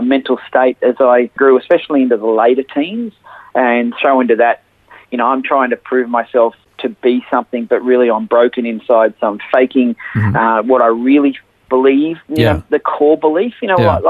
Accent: Sydney, New South Wales, Australia; also born or lived in Maxville, New South Wales; now in Gladstone, Australia; I was actually born in a little coastal town called Maxville in New South Wales, but I grew up in Sydney, northwestern suburbs, in a suburb called Carlingford

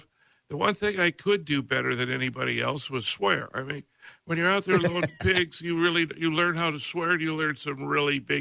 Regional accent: Minnesota, United States; I grew up in Minnesota

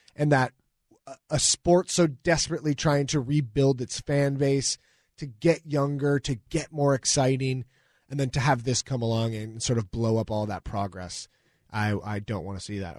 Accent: Newcastle, Washington, United States; I'm from the East Side. I'm from Newcastle.

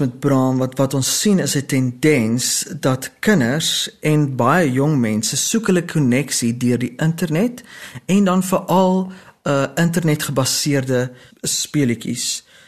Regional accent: South Africa

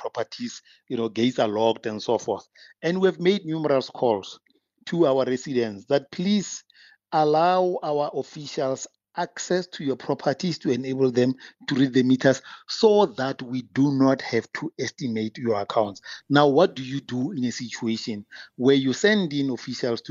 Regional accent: Pretoria, Gauteng, South Africa; I'm also from Tshwane. You know, my parents are also in Mabopane

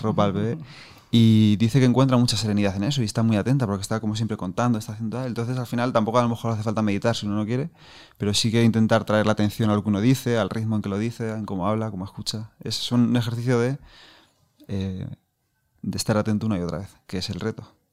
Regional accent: Castilla-La Mancha, Spain; como manchego que soy, pues tiendo a pronunciar poco

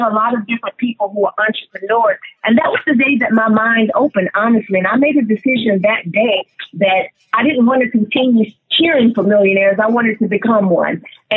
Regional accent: Montgomery, Alabama, United States; moved away as an adult; also born or lived in Atlanta, Georgia; now in Dallas-Fort Worth, United States; I'm originally from Montgomery, Alabama

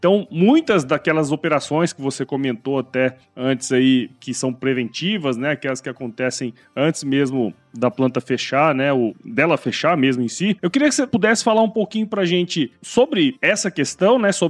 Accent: Mato Grosso, Brazil; É, cara, assim, eu sou de Mato Grosso, né, cara?

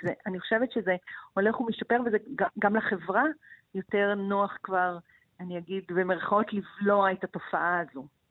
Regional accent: Israel; אני מקיבוץ

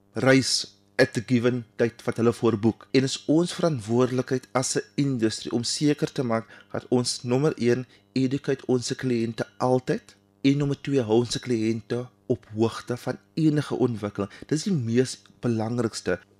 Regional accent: Cape Town, Western Cape, South Africa; ek is van Kaapstad, Proudly South African

